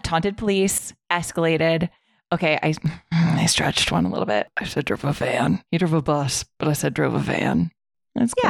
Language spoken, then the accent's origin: English; Midwest, United States; growing up in the Midwest